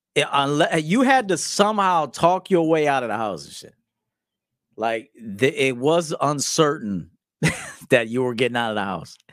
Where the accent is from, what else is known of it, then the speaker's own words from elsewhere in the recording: Chicago, Illinois, United States; we're from the Chi